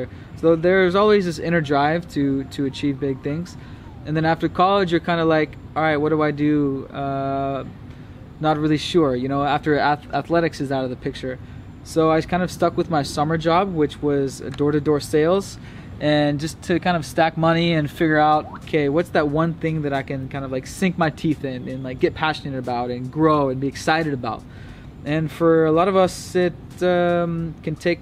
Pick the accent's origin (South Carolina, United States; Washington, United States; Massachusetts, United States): Washington, United States; Bellevue; I grew up in Bellevue, Washington, which is right outside of Seattle.